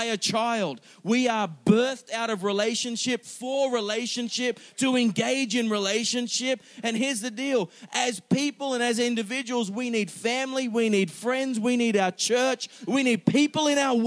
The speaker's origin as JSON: {"language": "English", "country": "Singapore", "tie": "born or raised there", "said": "I was born in Singapore. Got a Singaporean citizenship"}